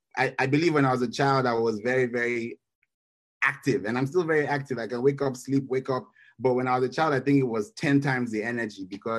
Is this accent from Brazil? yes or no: no; Nigeria; now in Kenya; I am a Nigerian by birth, but I have lived in Kenya for over 20 years